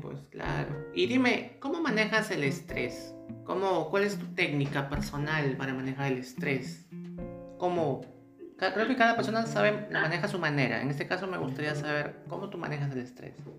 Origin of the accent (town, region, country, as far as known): Peru